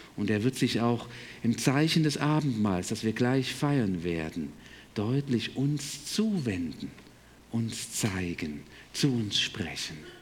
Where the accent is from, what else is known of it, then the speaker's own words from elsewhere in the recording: Berlin, Germany; moved away as an adult; also born or lived in Breidenstein / Detmold / Chemnitz / Buckow; groß geworden bin ich in Berlin, 18 Jahre